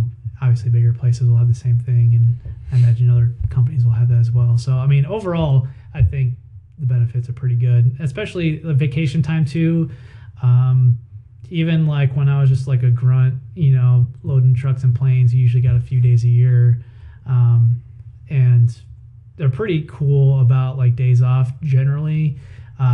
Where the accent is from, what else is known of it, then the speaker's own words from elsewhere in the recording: Toledo, Ohio, United States; also born or lived in northern Kentucky; I was born and raised in Toledo